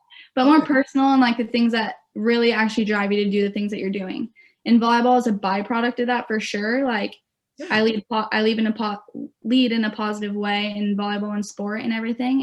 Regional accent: Beaverton, Oregon, United States; I'm from Beaverton, Oregon. So I'm close to home going to Oregon State

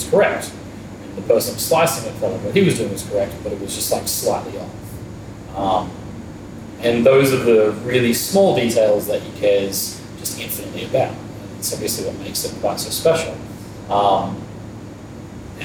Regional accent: Byron Bay, New South Wales, Australia; moved away as an adult; also born or lived in Brisbane / Copenhagen; I grew up in Byron.

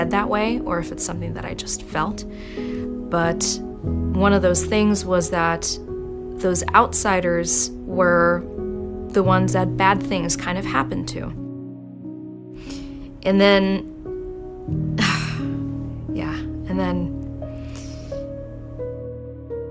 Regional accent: Augsburg, Bavaria, Germany; moved away as an adult; now in Tucson, United States; I was born and raised in Augsburg, Germany. I moved to Tucson in 2020

